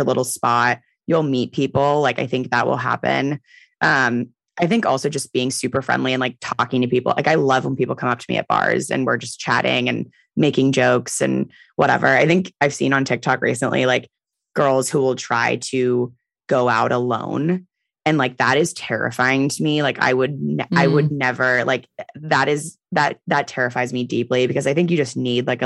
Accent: San Francisco, California, United States; I'm from San Francisco, so I have a ton of friends here

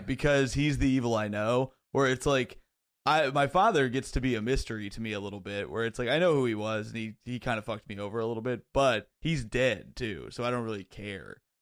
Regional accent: Bloomington, Indiana, United States; moved away as an adult; also born or lived in Chicago; now in New York, United States; I grew up in Bloomington, Indiana

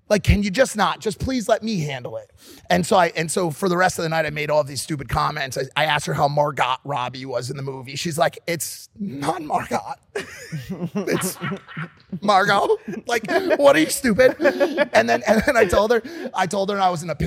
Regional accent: Havana, Cuba; Yo, you know, you know I'm from Havana, right?

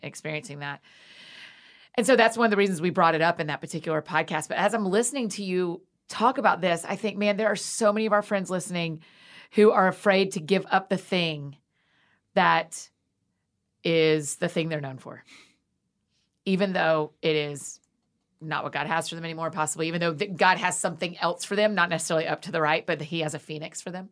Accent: Atlanta, Georgia, United States; moved away; I grew up in Atlanta

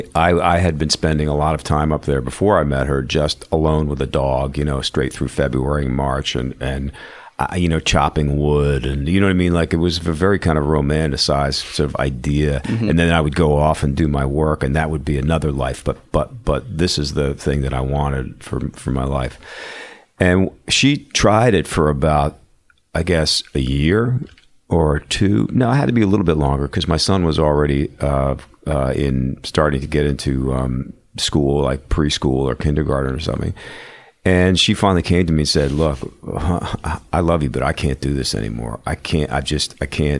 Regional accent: Philadelphia, Pennsylvania, United States; now in New York, United States; I grew up in Philly, so I you know, being growing up in an urban setting

